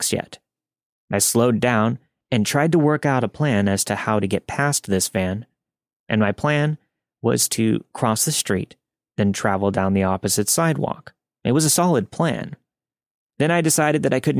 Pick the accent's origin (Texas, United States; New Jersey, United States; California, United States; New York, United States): California, United States; Northern; I grew up in Northern California